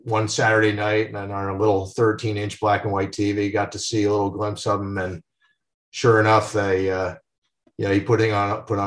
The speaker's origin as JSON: {"language": "English", "town": "Westfield", "region": "New Jersey", "country": "United States", "tie": "born or raised there", "said": "growing up in New Jersey"}